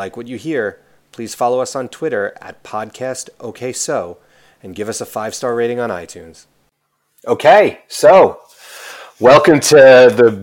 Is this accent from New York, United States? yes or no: yes; Rockland County, New York, United States; And I'm from Rockland County, but that's upstate to everybody